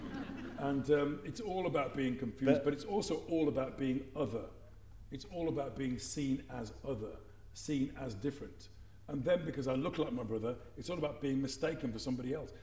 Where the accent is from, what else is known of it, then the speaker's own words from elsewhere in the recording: Dudley, West Midlands, United Kingdom; I'm from England, a place called Dudley. I'm not from here